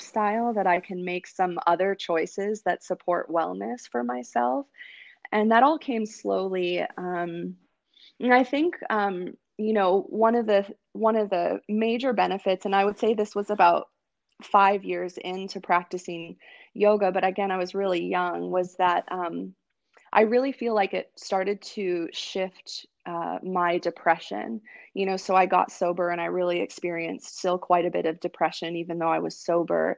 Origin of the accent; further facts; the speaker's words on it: Wisconsin, United States; I grew up in Wisconsin